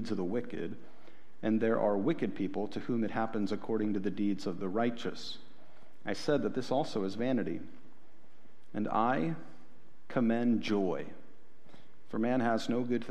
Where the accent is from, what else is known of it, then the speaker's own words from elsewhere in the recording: Ohio, United States; I'm from Ohio